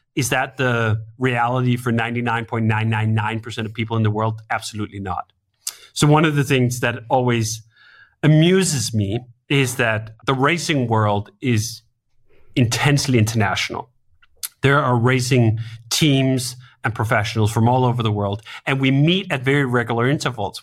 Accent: Denmark; moved away as an adult; now in United States; I'm originally from Denmark. I grew up in Denmark. I didn't move until I was twenty-five.

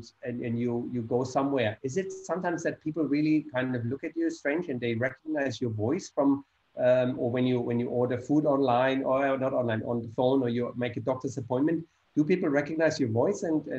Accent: Germany; accent: German; English is a second language; now in Dubai, United Arab Emirates; Should I kind of hold on to my German accent

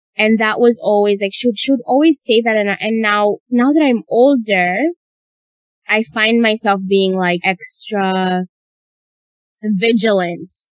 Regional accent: Uganda; when I grew up in Uganda, we had maids

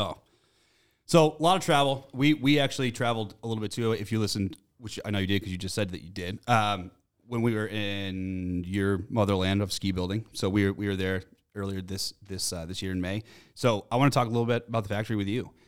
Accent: Massachusetts, United States; I'm from Mass

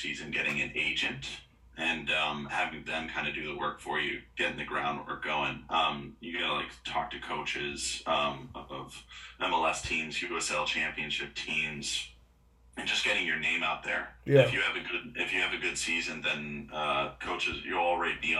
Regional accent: Utah, United States; I'm from Utah

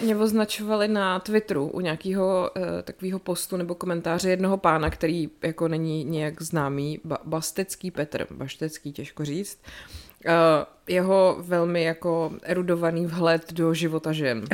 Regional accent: České Budějovice, South Bohemian Region, Czechia; já jsem selka, vole, z Budějic

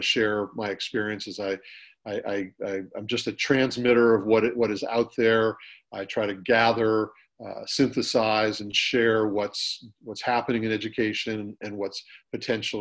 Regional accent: Northern California, United States; also born or lived in San Diego; I grew up in Northern California.

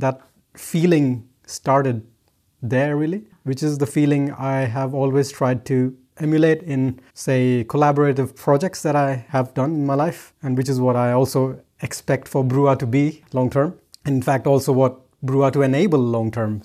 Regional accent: India; moved away; growing up in India

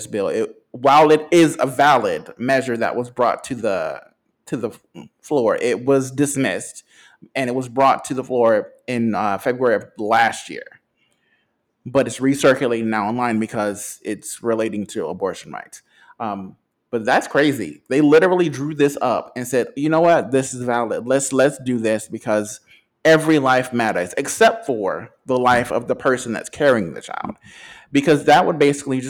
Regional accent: North Carolina, United States; my home state

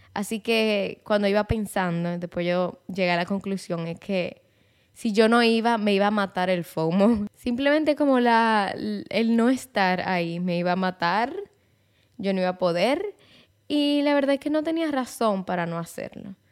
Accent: Santiago de los Caballeros, Santiago, Dominican Republic; Mi familia es de Santiago, yo soy de Santiago, mi vida entera yo he vivido en Santiago

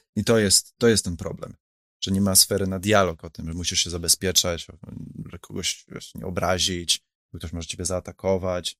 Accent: Warsaw, Masovian Voivodeship, Poland; ja jestem z Warszawy, tak? My tata z Białegostoku, tak? Ja jestem stąd

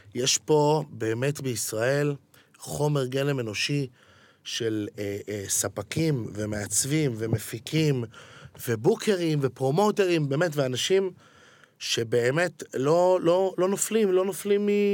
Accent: Ramat Gan, Tel Aviv District, Israel; גדלתי ברמת גן

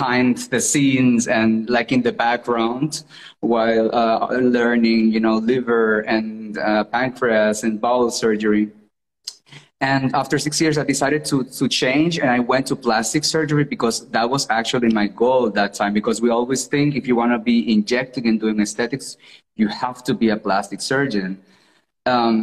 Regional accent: Colombia; English is a second language; moved away as an adult; now in Germany; my hometown. I'm from Colombia.

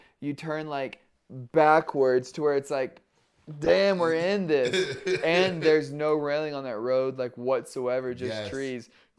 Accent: Oklahoma, United States; we're from Oklahoma. We don't have nothing like this.

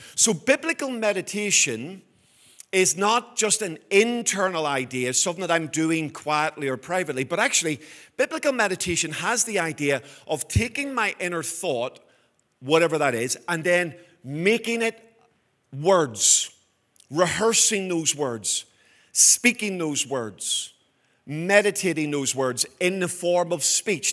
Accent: Belfast, Northern Ireland, United Kingdom; when I was a boy growing up in Belfast.

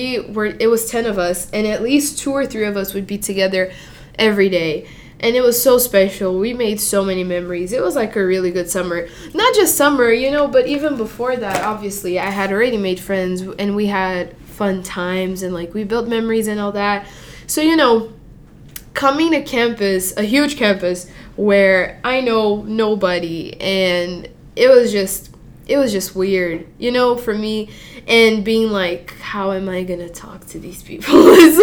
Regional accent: Mozambique; also born or lived in Brazil; Yeah, I'm from Mozambique or Brazil. It really depends. I never have one straight answer. But anyway, I'm from there.

